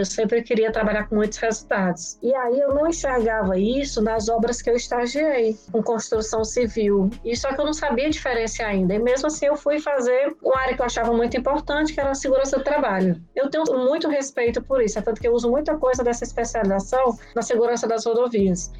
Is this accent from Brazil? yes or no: yes; Ceará, Brazil; also born or lived in São Paulo; eu sou paulista, mas moro no Ceará há muito tempo, minha família toda é cearense. Eu estudei minha vida toda no Ceará